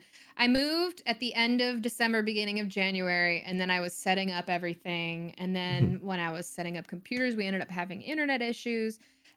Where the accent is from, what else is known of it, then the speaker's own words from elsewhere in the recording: the South, United States; I grew up in the South, so there's tons of barbecue and stuff and you know, I everybody around me is eating meat.